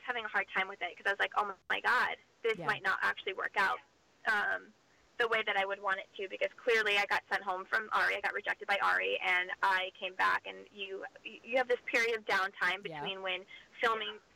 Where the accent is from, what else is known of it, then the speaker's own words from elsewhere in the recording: Maine, United States; I'm a girl from Maine